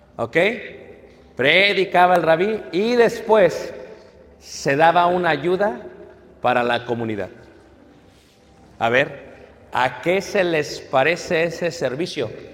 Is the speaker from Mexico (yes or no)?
yes; Mexico; nosotros como mexicanos